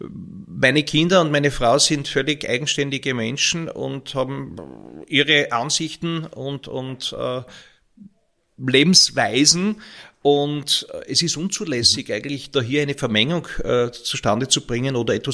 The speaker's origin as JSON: {"language": "German", "town": "Graz", "region": "Styria", "country": "Austria", "tie": "born or raised there", "also_born_or_lived": "Ulm, Germany", "said": "Ich bin ja in Graz geboren, meine Eltern sind beide Grazer. Äh, und nachdem mein Vater in, in Wien und in Essen studiert hat, ist mein Vater sofort nach Ulm an der Donau engagiert worden und ich bin in Graz geboren"}